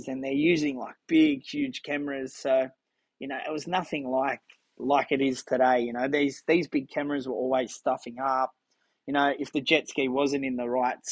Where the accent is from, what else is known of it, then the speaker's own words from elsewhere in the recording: Sydney, New South Wales, Australia; growing up in Maroubra